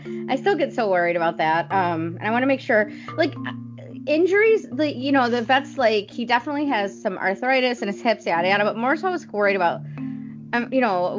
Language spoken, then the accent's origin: English; Cass Lake, Michigan, United States; I grew up on Cass Lake